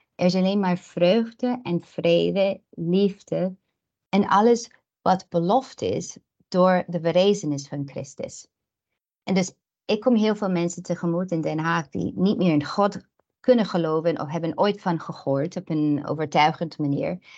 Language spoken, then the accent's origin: Dutch; United States; Dutch is a second language; also born or lived in Ukraine (paternal family); now in Netherlands; ik ben zelf Amerikaans. Ik ben opgegroeid in een land zoals Nederland, die meer protestant is